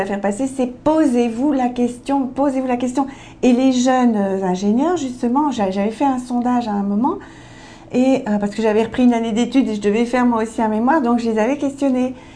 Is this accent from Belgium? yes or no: yes; Belgium; Je suis belge